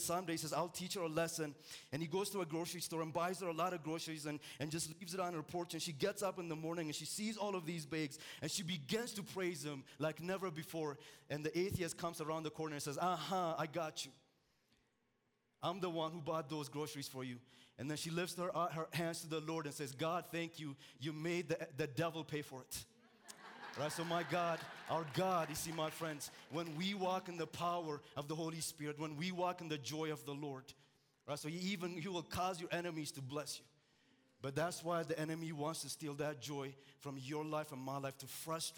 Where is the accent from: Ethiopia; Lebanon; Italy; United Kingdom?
Ethiopia; moved away; I'm originally from Ethiopia.